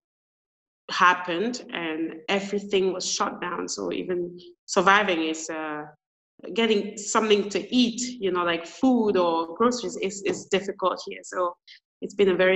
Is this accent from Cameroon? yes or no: yes; Cameroon; moved away as an adult; also born or lived in Canada; I'm originally from Cameroon